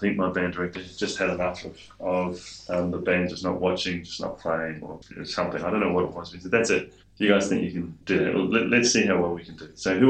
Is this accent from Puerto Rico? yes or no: no; Waipukurau, Hawke's Bay, New Zealand; Well, I was born in North Island in Waipakarau, or Waipukarau, as they say, and lived all over the North Island.